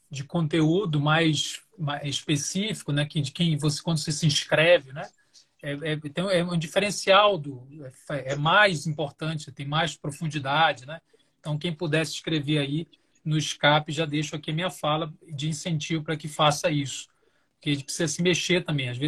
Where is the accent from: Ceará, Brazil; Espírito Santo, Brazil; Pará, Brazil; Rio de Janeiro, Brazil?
Pará, Brazil; Belém; also born or lived in Belo Horizonte; now in São Paulo, Brazil; Eu moro atualmente na região metropolitana de São Paulo, mas sou de Belém do Pará, estou é, recém-chegado aqui em São Paulo, que morava em Belo Horizonte há pouco tempo.